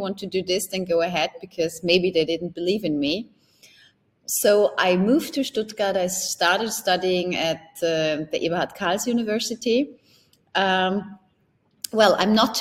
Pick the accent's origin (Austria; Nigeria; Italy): Austria; Upper Austria; moved away as an adult; also born or lived in Germany / Switzerland; it all started with a private channel in Upper Austria, in my hometown